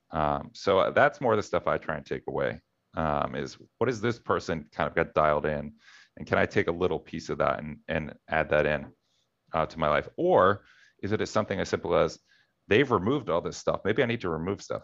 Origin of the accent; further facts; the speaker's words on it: Philadelphia, Pennsylvania, United States; I'm from Philadelphia